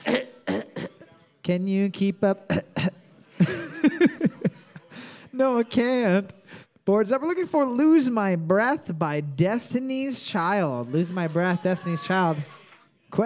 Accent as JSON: {"language": "English", "country": "Canada", "said": "I'm Canadian"}